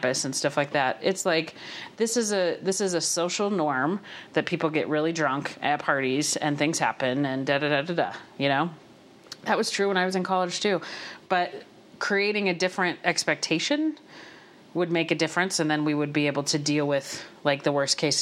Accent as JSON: {"language": "English", "town": "Havre", "region": "Montana", "country": "United States", "tie": "born or raised there", "said": "I grew up in the Montana school system. I went, graduated from Haver High, went to U of M"}